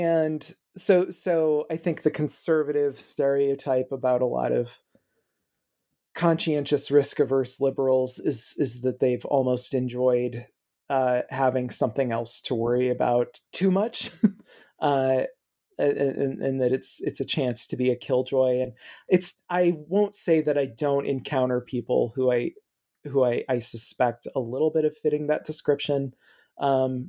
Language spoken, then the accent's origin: English; Midwest, United States; I grew up in the Midwest